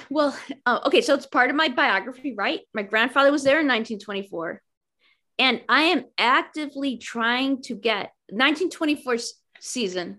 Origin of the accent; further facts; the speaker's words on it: Chicago, Illinois, United States; I grew up in Chicago